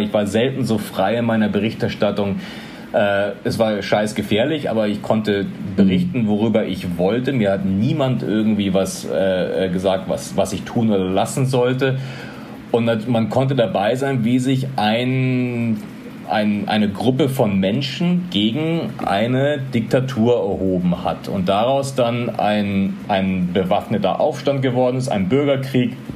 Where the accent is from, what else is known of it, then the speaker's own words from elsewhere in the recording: Munich, Bavaria, Germany; moved away as an adult; also born or lived in Ethiopia / Thailand; now in Philippines; ich bin in Bayern aufgewachsen, in München aufgewachsen